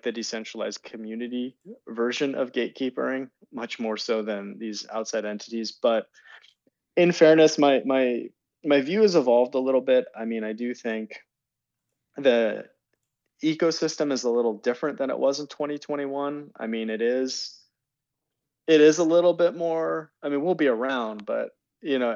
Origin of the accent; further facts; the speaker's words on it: Santa Cruz, California, United States; I grew up in the Bay Area. Santa Cruz originally